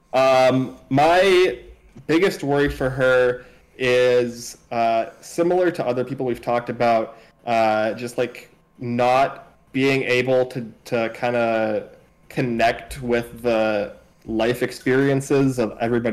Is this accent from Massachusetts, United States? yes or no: yes; Cambridge, Massachusetts, United States